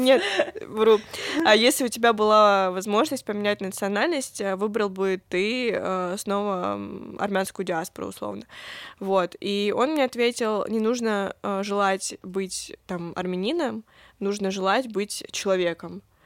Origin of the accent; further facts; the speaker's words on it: Pyatigorsk, Stavropol Krai, Russia; мы уезжали из Пятигорска, все равно Пятигорск и, в принципе, Кавказ из нас не уезжал